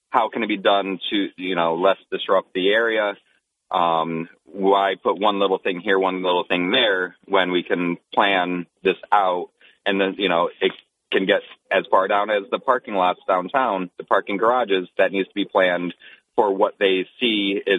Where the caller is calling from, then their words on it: Binghamton, New York, United States; It's … from Binghamton